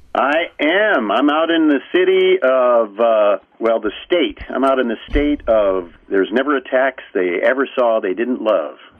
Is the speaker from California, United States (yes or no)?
yes; Newport Beach, California, United States; also born or lived in Bethesda, Maryland; I was probably eight months old when we came back home, where they they decided home was, which was the Newport Beach, Corona Laguna area.